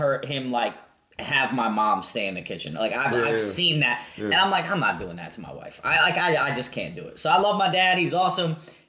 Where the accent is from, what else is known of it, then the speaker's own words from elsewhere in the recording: New York, United States; I'm from New York.